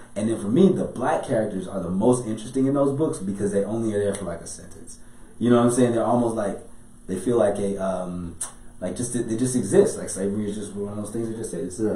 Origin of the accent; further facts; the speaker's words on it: Chicago, Illinois, United States; I'm from Chicago